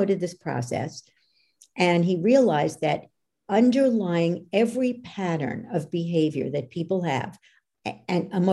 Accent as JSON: {"language": "English", "region": "New York", "country": "United States", "said": "I'm from New York"}